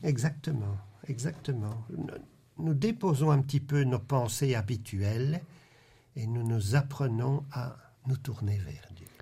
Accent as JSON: {"language": "French", "country": "Belgium", "also_born_or_lived": "Louvain-la-Neuve", "said": "dans notre pays"}